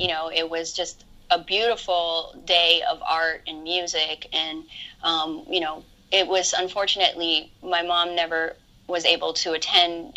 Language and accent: English; Hawaii, United States; moved away as an adult; now in Los Angeles, United States; I I grew up in Hawaii. Yeah. And I moved to LA when I was nineteen or twenty.